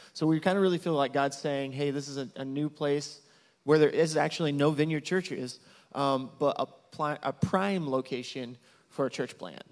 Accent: Marion, Illinois, United States; moved away as an adult; also born or lived in Champaign, Illinois; now in Zacatecas, Mexico; I'm originally from Southern Illinois, from Marion

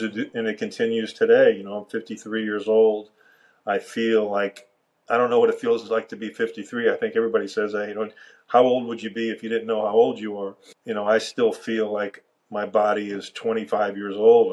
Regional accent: Miami, Florida, United States; I grew up in Miami

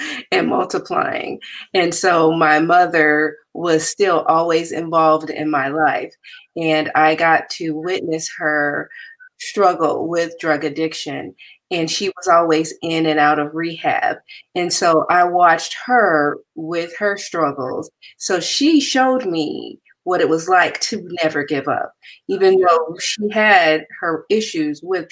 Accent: Compton, California, United States; I am originally from Compton, and I grew up with humble beginnings

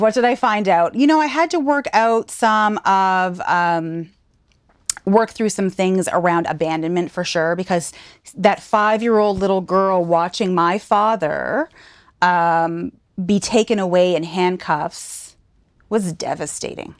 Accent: Saint John, New Brunswick, Canada; moved away as an adult; also born or lived in Fredericton, New Brunswick / Alberta; now in Nova Scotia, Canada; born and raised in St. John, New Brunswick, just a province over.

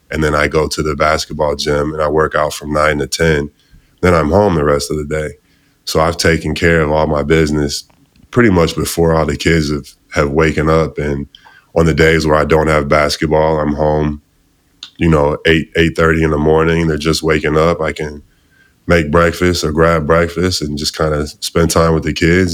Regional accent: outside Chicago, Illinois, United States; I'm outside from Chicago. Uh, grew up out there, still live there now with my family

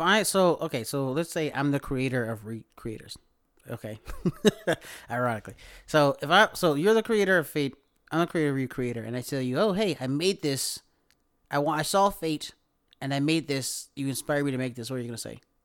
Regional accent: the South, United States; we might be from the country, but, like, we're from the South

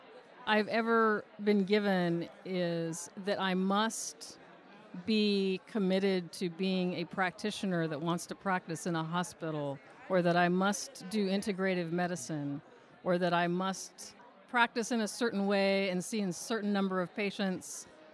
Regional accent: Richmond, Virginia, United States; Richmond, Virginia.

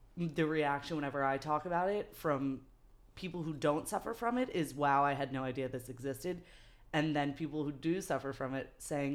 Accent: New York City, New York, United States; also born or lived in Manhattan / Brooklyn; born and raised in New York

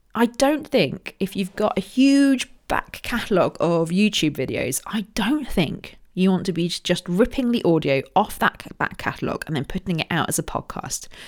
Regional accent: Royal Berkshire, South East England, United Kingdom; I was born in Royal Berkshire.

